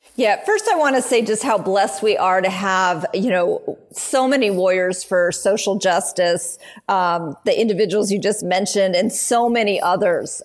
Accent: Oakland, California, United States; growing up in Oakland and being always involved with my community

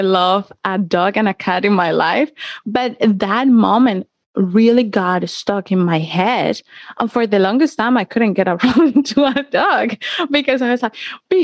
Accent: Cali, Valle del Cauca, Colombia; I grew up in Colombia. I'm from Colombia, from Cali

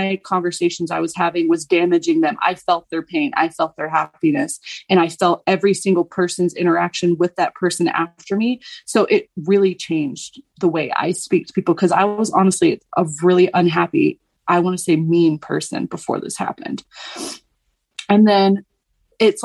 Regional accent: the South, United States; I'm from the South

